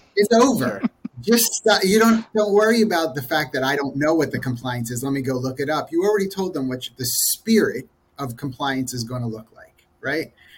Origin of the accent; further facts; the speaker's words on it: Philadelphia, Pennsylvania, United States; I am originally from the Philadelphia area